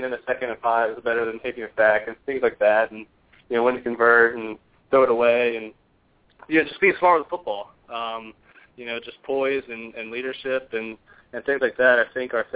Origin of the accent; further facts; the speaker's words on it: Virginia, United States; I'm from Virginia